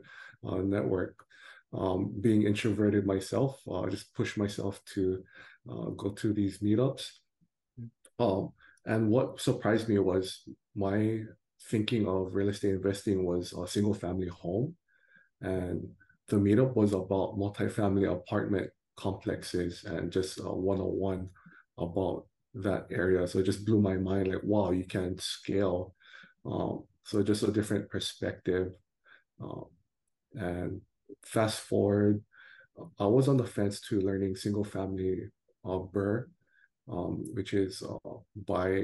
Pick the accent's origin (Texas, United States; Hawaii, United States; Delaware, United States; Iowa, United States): Hawaii, United States; moved away as an adult; also born or lived in New Jersey; now in Orange County, United States; born and raised in Hawaii